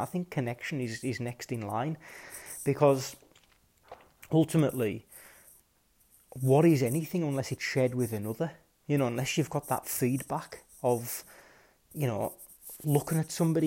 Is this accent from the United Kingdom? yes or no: yes; West Cumbria, North West England, United Kingdom; growing up in West Cumbria